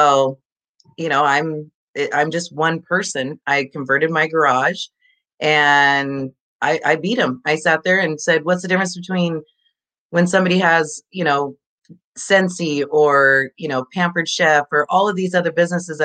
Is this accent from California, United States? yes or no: yes; Orland, California, United States; I am born and raised in a little tiny one Taco Bell town called Orland